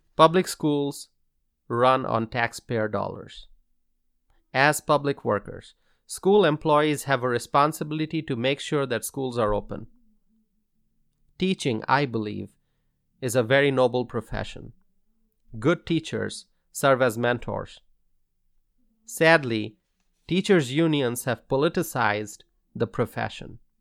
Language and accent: English; Wisconsin, United States; In my home state of Wisconsin